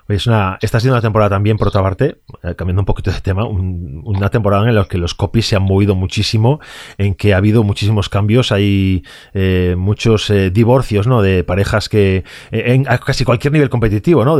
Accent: Vigo, Galicia, Spain; yo soy gallego y soy de Vigo

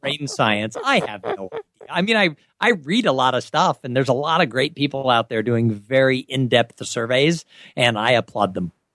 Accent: Southern California, United States; I grew up in Southern California

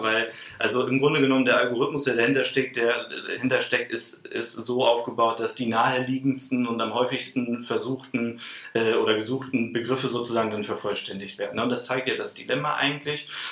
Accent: Celle, Lower Saxony, Germany; Ich bin auch gebürtiger Zeller, also eigentlich gar nicht so weit weg von Hannover

